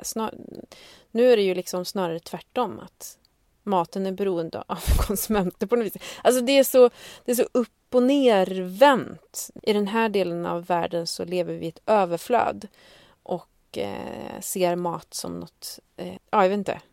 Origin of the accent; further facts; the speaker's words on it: Sweden; vi svenskar